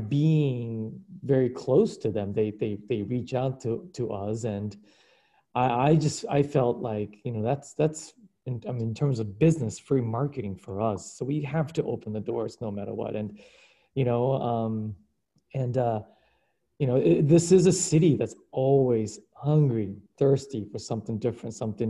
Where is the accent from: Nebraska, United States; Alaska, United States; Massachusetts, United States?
Alaska, United States; Anchorage; English is a second language; moved away as an adult; also born or lived in Kyushu, Japan; now in New York, United States; I grew up in Anchorage, Alaska. We're originally from Japan. I was born in Japan in the southern island of Kyushu. We immigrated to Alaska in the early 80s.